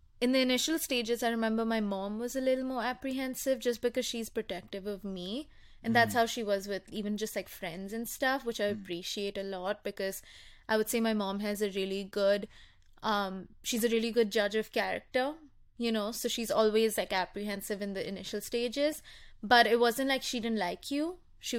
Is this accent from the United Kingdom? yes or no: no; India; I'm Indian.